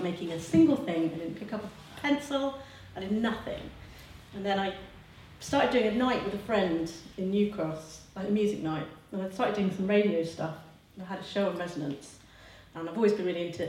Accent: near Grantham, Lincolnshire, East Midlands, United Kingdom; now in Margate, United Kingdom; I'm from Lincolnshire, I'm from near Grantham

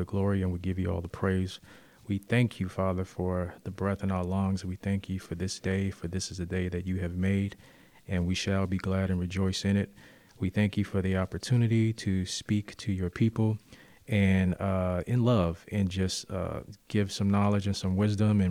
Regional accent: Oakland, California, United States; also born or lived in Richmond, Virginia / East Orange, New Jersey; been raised most of my life in Oakland

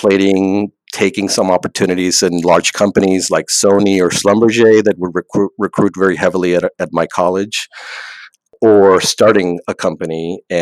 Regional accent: Mexico; moved away as an adult; I'm originally from Mexico

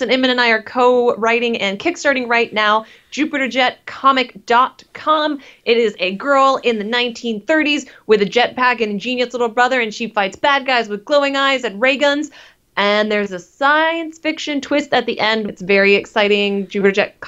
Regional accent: Canada; moved away as an adult; now in United States; I'm originally from Canada and I moved here to go to school

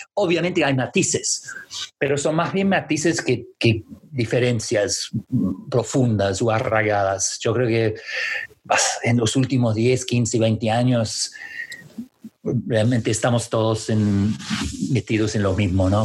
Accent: Canada; Spanish is a second language; now in London, United Kingdom; Como canadiense, la verdad que sigo canadiense? siendo canadiense, siempre seré canadiense

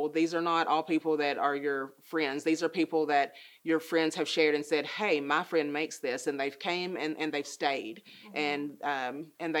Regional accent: United States; also born or lived in Nashville, Tennessee; I was born in Nashville, but I've been here my entire life.

